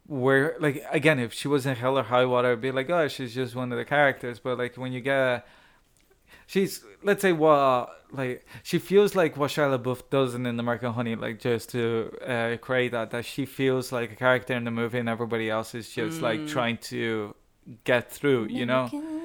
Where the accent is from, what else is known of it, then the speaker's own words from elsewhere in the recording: Ireland; perhaps because I'm Irish.